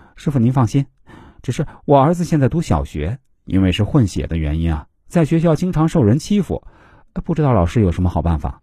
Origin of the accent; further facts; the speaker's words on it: China; 现在我们国家每年都有大量的女子嫁到国外去，但说实话，几乎很少有中国男人能够娶到国外女子。